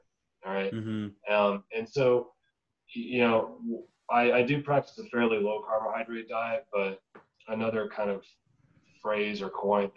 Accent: the South, United States; I grew up in the South

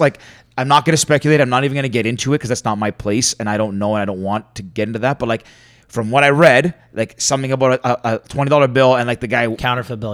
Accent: Canada; I'm Greek Canadian.

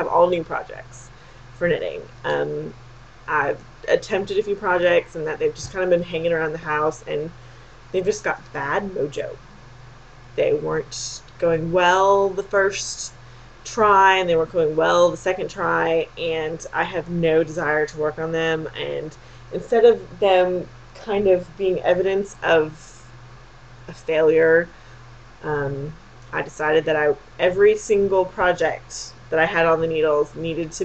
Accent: Texas, United States; I'm from Texas.

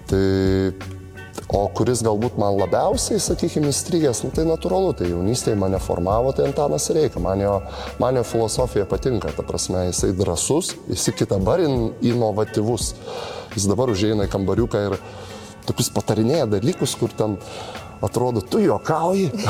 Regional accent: Zarasai, Utena County, Lithuania; moved away; also born or lived in Panevėžys / Šiauliai; aš iš tikrųjų e, aukštaitis esu, nes gimęs iš viso

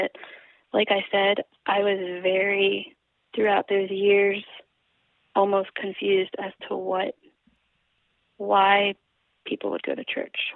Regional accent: Baltimore, Maryland, United States; moved away as an adult; also born or lived in Essex, Maryland / Greenville, Kentucky; growing up in Baltimore, kind of in the neighborhoods that I did

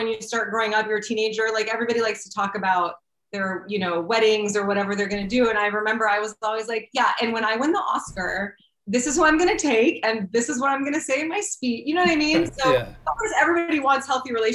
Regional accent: Arlington, Virginia, United States; I was born in the Arlington, Virginia, which is right outside of DC.

